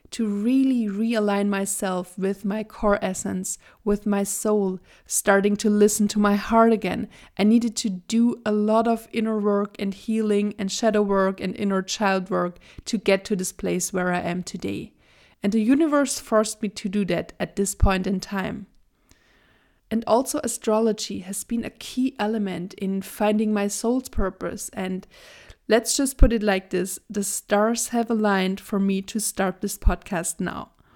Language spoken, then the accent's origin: English; Germany; I was born and raised in Germany, and I also currently live in Germany with my partner